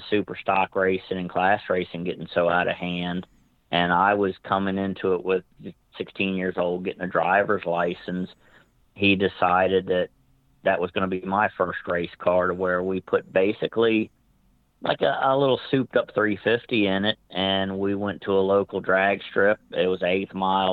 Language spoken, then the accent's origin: English; Northern Virginia, United States; growing up in Northern Virginia area